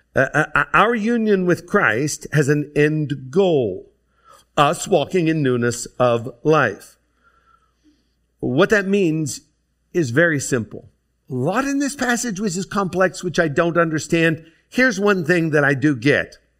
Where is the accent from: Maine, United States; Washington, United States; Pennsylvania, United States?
Pennsylvania, United States; DuBois; I grew up in Du Bois, Pennsylvania